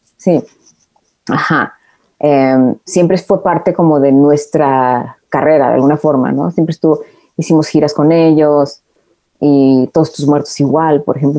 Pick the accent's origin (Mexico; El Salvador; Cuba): Mexico; Tijuana, Baja California; also born or lived in Mexico City; now in Los Angeles, United States; yo vivía en Tijuana